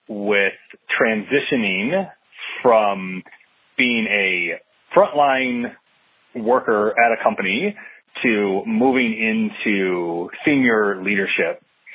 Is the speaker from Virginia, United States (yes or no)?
yes; Arlington, Virginia, United States; I'm from Arlington, Virginia.